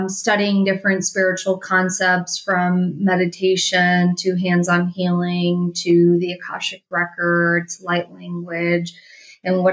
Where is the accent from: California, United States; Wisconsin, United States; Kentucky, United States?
Wisconsin, United States; Milwaukee; I grew up in Wisconsin, just like you. I'm from Milwaukee, Wisconsin